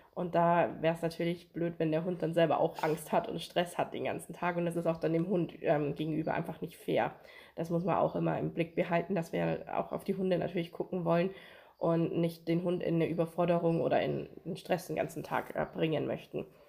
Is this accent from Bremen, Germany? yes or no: no; Amberg, Bavaria, Germany; ich bin hier in Amberg auch aufgewachsen